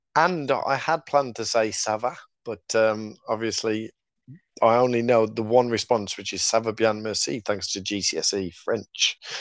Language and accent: English; Black Country, West Midlands, United Kingdom; accent: Black Country; my black country accent